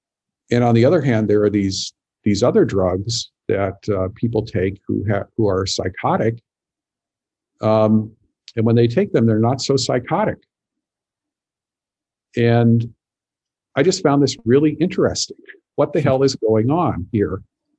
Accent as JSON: {"language": "English", "region": "Montana", "country": "United States", "tie": "born or raised there", "said": "So I grew up in Montana and sort of the tail end of the 60s, I was a little kid basically."}